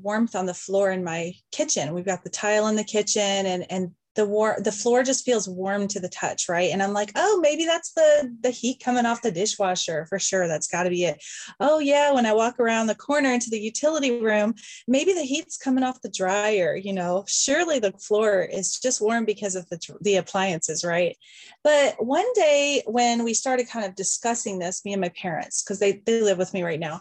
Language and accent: English; the South, United States; moved away; also born or lived in upstate New York; I grew up in the South.